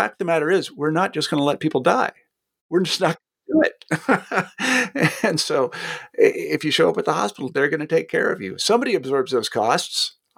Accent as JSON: {"language": "English", "region": "Kansas", "country": "United States", "said": "I mean, it's funny you mentioned this because I'm from Kansas originally, so I follow what goes on in Kansas."}